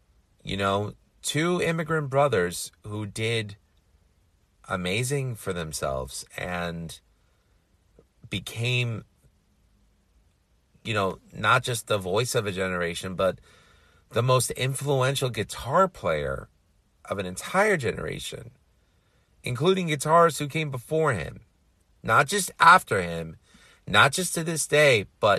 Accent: New York City, New York, United States; You know, here I was born and raised in New York City and feeling like I didn't belong anywhere.

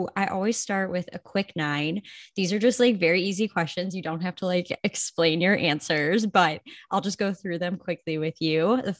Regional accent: Toledo, Ohio, United States; I grew up in Toledo, Ohio

